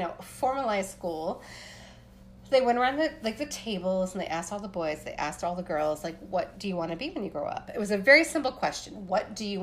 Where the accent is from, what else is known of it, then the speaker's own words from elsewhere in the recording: Appalachia, Pennsylvania, United States; I'm a white girl growing up in Pennsylvania